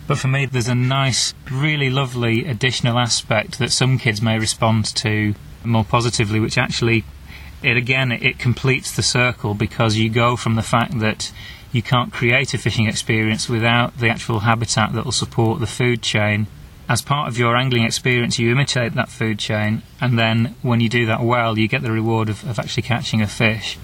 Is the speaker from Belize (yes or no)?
no; Wigan, North West England, United Kingdom; going back to where I was born in Wigan